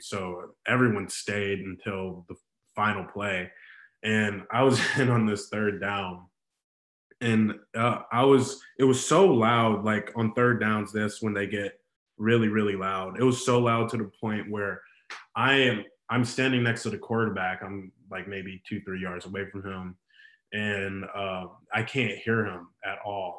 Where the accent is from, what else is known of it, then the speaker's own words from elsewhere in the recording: Chicago, Illinois, United States; also born or lived in Terre Haute, Indiana; I grew up really in Chicago a lot, and I was I, I live in the suburbs now, but I've spent uh, damn near my whole life in Chicago